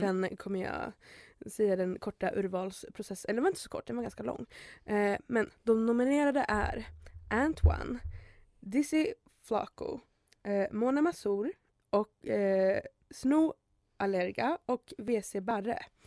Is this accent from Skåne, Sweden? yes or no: no; Märsta, Stockholm County, Sweden; Jag är från Märsta